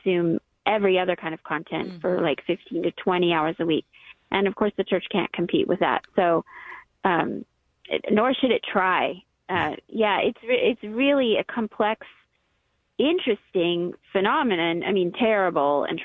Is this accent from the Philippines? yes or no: no; United States; as American Christians